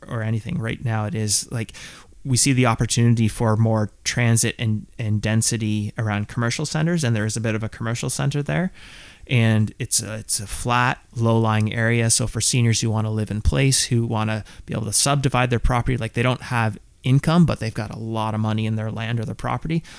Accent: Southern Ontario, Canada; I grew up in Southern Ontario

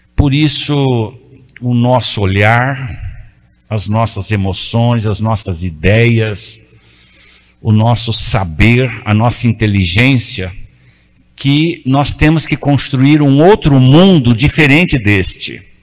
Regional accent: Urupês, São Paulo, Brazil; accent: caipira; now in São Paulo, Brazil; Eu sou de uma cidadezinha lá do interior chamada Urupês, perto de Ibirá, perto de Catanduva, Rio Preto. Eu sou um caipira

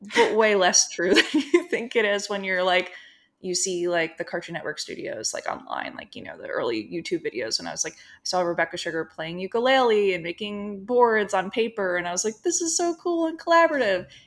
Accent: New Jersey, United States; moved away as an adult; now in Los Angeles, United States; So I grew up in New Jersey

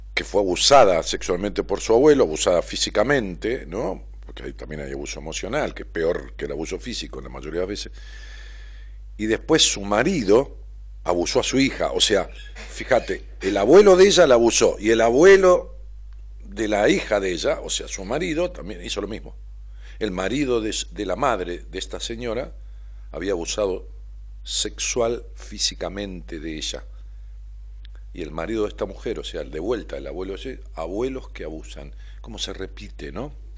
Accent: Ramos Mejía, Buenos Aires Province, Argentina; moved away as an adult; now in Buenos Aires, Argentina; Allá en Ramos Mejía, en mi pueblo. Cuando yo vivía allá en Ramos, que viví toda mi vida, hace 10 años que vivo acá en, Capital

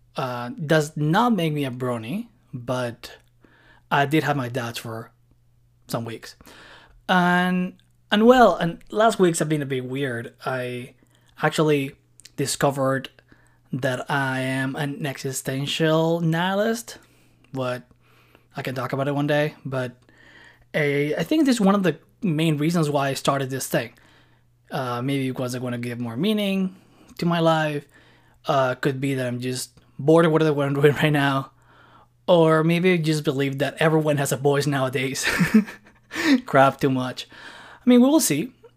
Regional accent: Barcelona, Catalonia, Spain; moved away as an adult; now in Montreal, Canada; I was born and lived in Barcelona for two and a six years, and I've been living in Montreal now for, like, around six years.

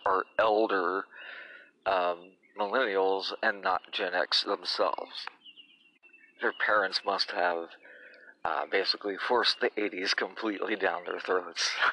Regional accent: Indiana, United States; also born or lived in Tennessee / Illinois; I've lived in Indiana since grade school, having moved here uh, from Tennessee, and I was born in Illinois.

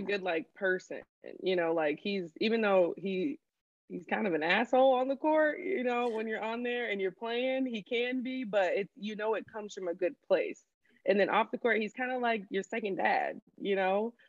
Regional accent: Bolingbrook, Illinois, United States; also born or lived in Grand Rapids, Michigan; I was born in Grand Rapids, Michigan. That's where mm-hmm. my family is from. And then um, when I was like five, we moved to Illinois. And so I'd say like my hometown is Bolingbrook, Illinois

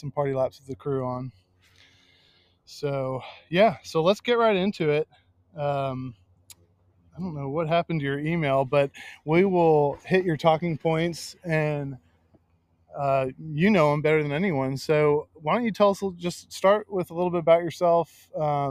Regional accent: Atlanta, Georgia, United States; I grew up in the Buckhead area

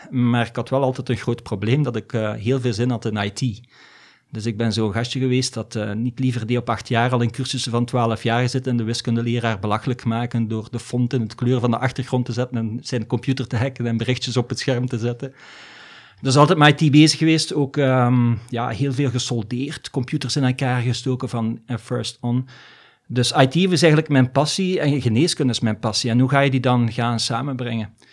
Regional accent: DR Congo; born there; Dus ik ben in Afrika geboren eigenlijk, hè, in Congo. En ik ben eigenlijk met malaria geboren.

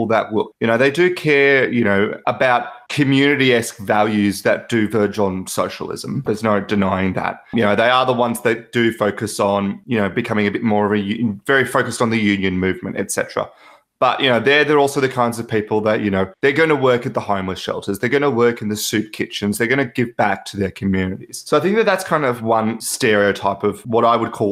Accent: Melbourne, Victoria, Australia; I am from Melbourne, Australia.

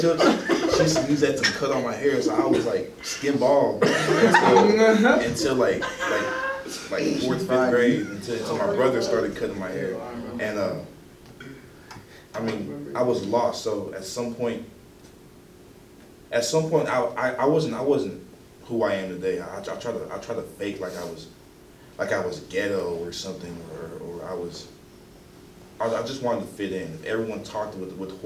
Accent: Dallas, Texas, United States; I was born in Dallas

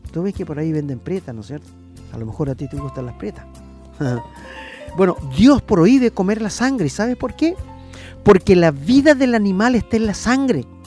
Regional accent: Angol, Araucanía, Chile; moved away; yo soy de Angol

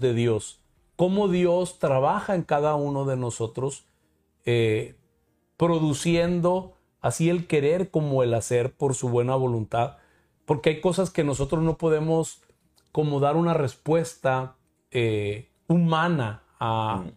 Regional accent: Mexico; yo como mexicano

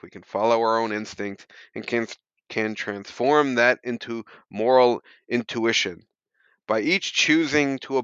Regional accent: United States; As an American

